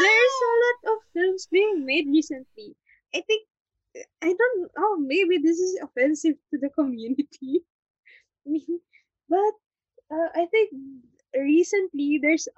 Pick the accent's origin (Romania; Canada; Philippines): Philippines; as Filipino filmmakers